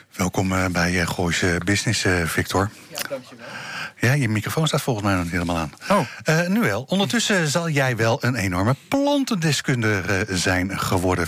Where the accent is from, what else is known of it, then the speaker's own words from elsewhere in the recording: Zwolle, Overijssel, Netherlands; moved away; ik kwam uit Zwolle daar, daar, een beetje daar die kant op